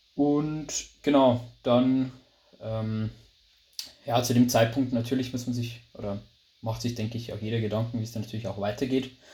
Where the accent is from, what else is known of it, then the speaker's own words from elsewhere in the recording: Lower Bavaria, Germany; accent: Bavarian dialect; wie man vielleicht am, am, ja, am Dialekt oder in der Aussprache schon hört, also ich komme aus Bayern, genau gesagt aus Niederbayern, aus einem kleinen Dörfchen